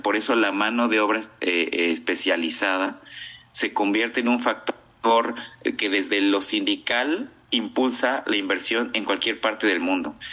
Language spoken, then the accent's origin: Spanish; Mexico; como los mexicanos siempre hacemos